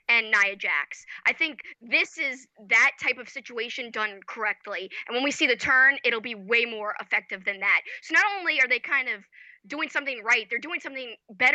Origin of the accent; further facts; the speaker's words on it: United States; As an American